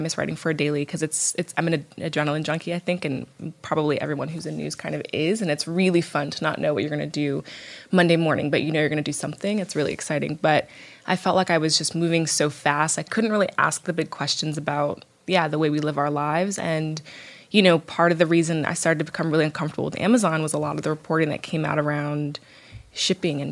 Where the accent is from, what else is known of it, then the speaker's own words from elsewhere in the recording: right outside D.C., Virginia, United States; moved away; also born or lived in San Francisco / London; I grew up in Virginia, right outside D.C.